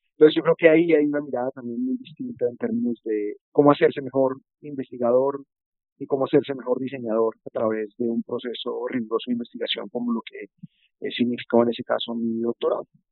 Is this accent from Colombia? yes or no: yes; Colombia; moved away as an adult; also born or lived in Netherlands; yo soy diseñador, soy colombiano y estoy en este momento viviendo en Colombia